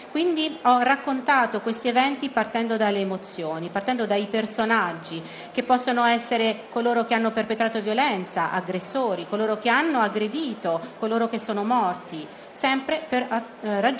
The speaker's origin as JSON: {"language": "Italian", "region": "Basque Country", "country": "Spain", "tie": "born there", "said": "io sono nato nel Paese Basco, sono nato quindi queste storie di terrorismo, io le ho vissute"}